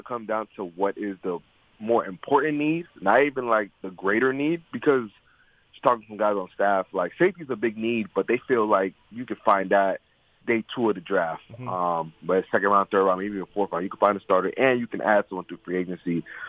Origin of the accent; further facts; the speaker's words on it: Miami, Florida, United States; I mean, I'm from Miami.